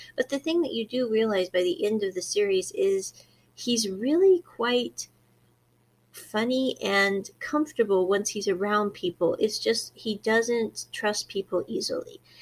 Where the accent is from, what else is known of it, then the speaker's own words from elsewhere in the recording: Midwest, United States; moved away; I came from the Midwest in America